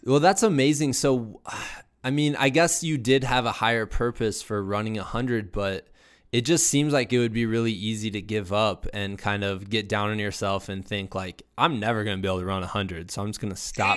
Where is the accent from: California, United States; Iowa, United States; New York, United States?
Iowa, United States; I'm also from Iowa